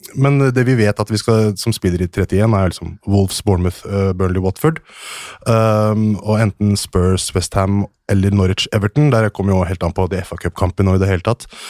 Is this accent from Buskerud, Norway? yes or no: yes; Hønefoss, Buskerud, Norway; Ja, jeg er fra Hønefoss. Jeg er fra en liten bygd ti minutter unna sentrum, som heter Haugsbygd.